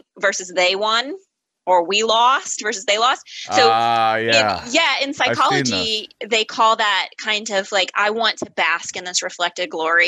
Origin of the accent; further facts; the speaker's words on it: Midwest, United States; like I'm a Midwesterner, like that has a meaning that people identify with what it means.